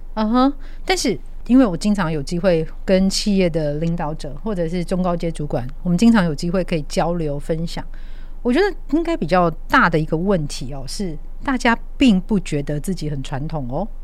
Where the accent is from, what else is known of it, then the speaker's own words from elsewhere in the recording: Taiwan; 我们只要是在台湾长大、度过童年的人